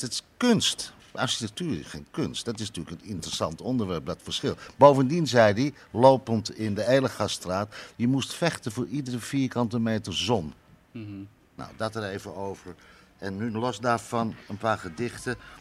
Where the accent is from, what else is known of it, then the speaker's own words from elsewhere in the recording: Amsterdam, North Holland, Netherlands; Ik kom zelf uit Amsterdam-West, maar dan ben ik echt geboren